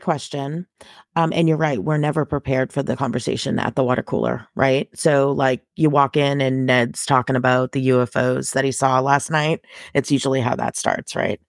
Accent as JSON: {"language": "English", "area": "suburbs outside Boston", "region": "Massachusetts", "country": "United States", "tie": "born or raised there", "moved": "yes", "lives_now": "Texas, United States", "said": "I grew up in Massachusetts, um, and both my mom and dad also grew up in Massachusetts, so we were in the suburbs, um, outside the city of Boston."}